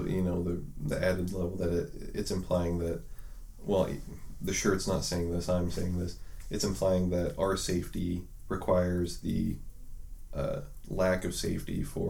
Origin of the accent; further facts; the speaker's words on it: United States; I'm an American. That's a core part of who I am, right?